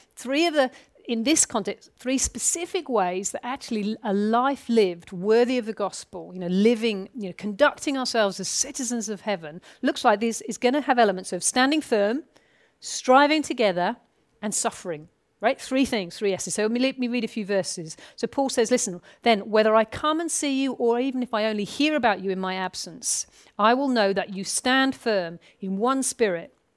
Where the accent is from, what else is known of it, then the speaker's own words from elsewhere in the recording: United Kingdom; I am a British citizen